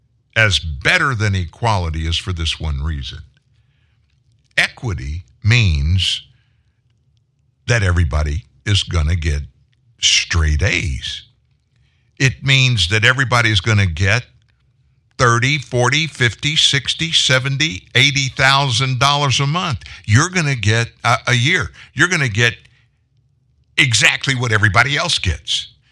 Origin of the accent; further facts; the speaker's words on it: the South, United States; I'm from the South. I live in the South.